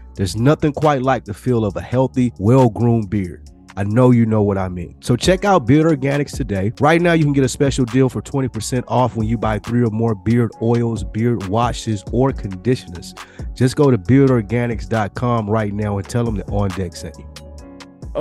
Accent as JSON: {"language": "English", "town": "Nashville", "region": "Tennessee", "country": "United States"}